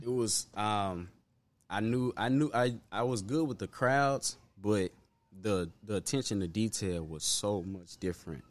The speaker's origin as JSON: {"language": "English", "town": "Memphis", "region": "Tennessee", "country": "United States", "tie": "born or raised there", "also_born_or_lived": "Binghamton, Memphis / Hyde Park, Memphis", "said": "Raleigh, primarily, um, I grew up in Raleigh mostly."}